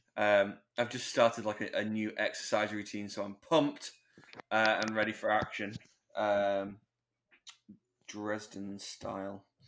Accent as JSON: {"language": "English", "country": "United Kingdom", "said": "we're British"}